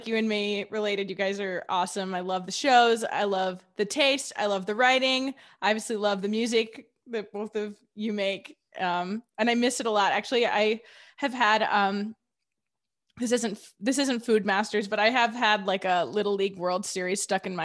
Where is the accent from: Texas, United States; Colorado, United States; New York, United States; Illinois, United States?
Illinois, United States; Wilmette; now in Boston, United States; I grew up just a little bit north of Chicago, like 20 minutes north